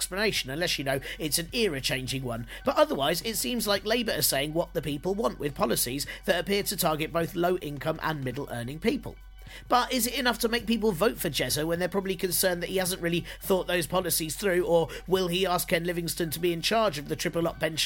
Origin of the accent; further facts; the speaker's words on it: United Kingdom; as British people